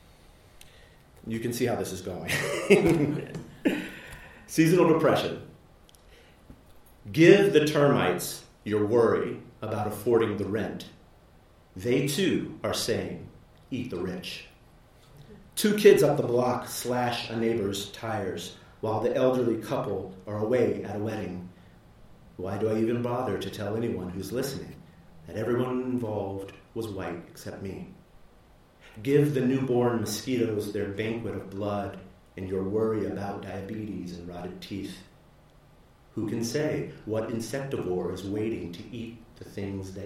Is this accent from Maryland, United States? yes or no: no; Houston, Texas, United States; also born or lived in New Orleans, Louisiana; I grew up in Houston.